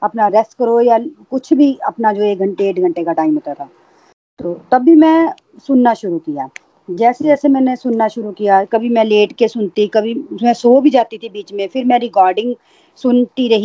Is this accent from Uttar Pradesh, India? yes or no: no; Jammu, Jammu and Kashmir, India; मैं जम्मू से हूँ